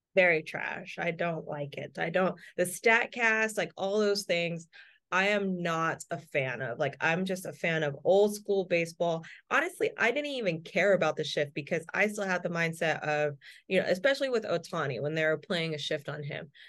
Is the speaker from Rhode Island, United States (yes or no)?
no; California, United States